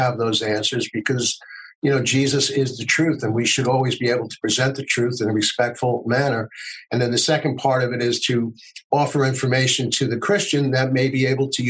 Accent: United States; as an American

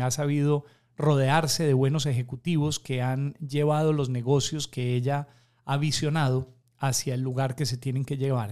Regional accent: Pereira, Risaralda, Colombia; moved away as an adult; also born or lived in Atlanta, United States; now in Guayaquil, Ecuador; la ciudad de donde yo soy, eh, que se llama Pereira en Colombia

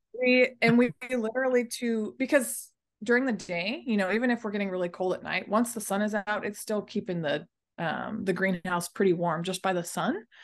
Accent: Dallas, Texas, United States; I'm from Dallas, Texas. That's where I was pretty much born and raised, and that's where I still currently am

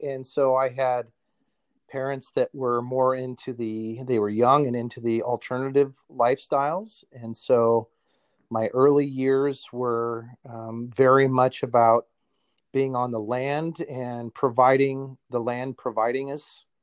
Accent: Oskaloosa, Iowa, United States; That's in Iowa. I came from Oskaloosa

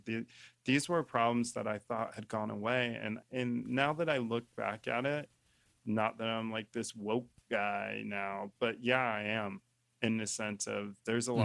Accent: Colorado Springs, United States; moved away; I was born in Colorado Springs, Colorado. Grew up 15 minutes outside in a small town with a couple stoplights

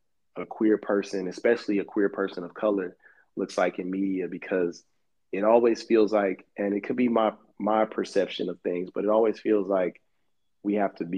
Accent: Houston, Texas, United States; moved away; also born or lived in Los Angeles; I grew up in Houston, Texas.

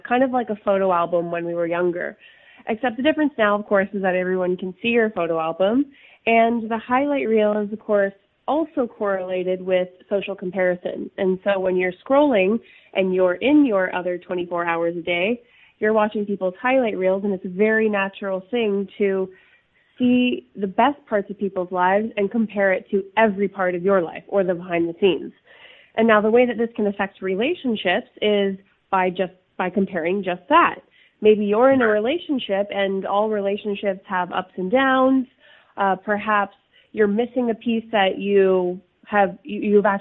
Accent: Toronto, Ontario, Canada; also born or lived in New York; I have a nice sunny day here in New York, though I'm from Toronto, Canada.

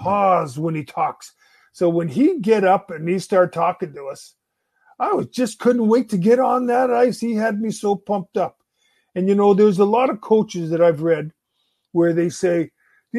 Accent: Winnipeg, Manitoba, Canada; We grew up in Winnipeg.

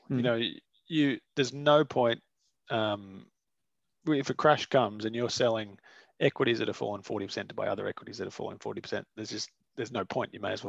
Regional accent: Australia; as an Australian investor, you can actually buy the Aussie dollar price of gold

